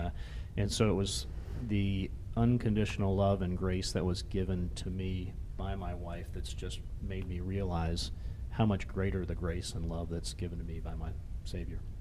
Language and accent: English; Jacksonville, Florida, United States; also born or lived in Atlanta, Georgia; now in Rapid City, United States; I grew up in Jacksonville, Florida